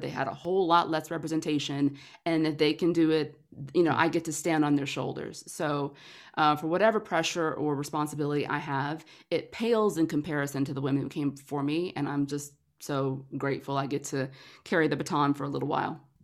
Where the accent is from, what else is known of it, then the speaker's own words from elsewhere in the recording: Atlanta, Georgia, United States; moved away as an adult; now in Los Angeles, United States; I'm a Georgia girl. I'm from Atlanta, um, but moved to L A about ten years ago